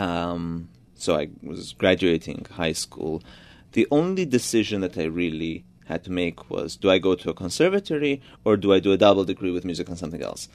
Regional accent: Budapest, Hungary; first language Georgian; English is a second language; moved away; also born or lived in Georgia / New York; my family moved to Budapest when I was only a few months old. So I grew up in Hungary.

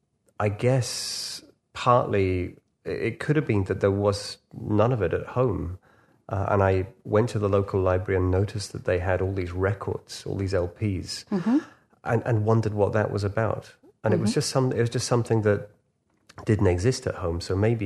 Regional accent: Liverpool, North West England, United Kingdom; Probably saved me from all sorts of things, you know, growing up in Liverpool.

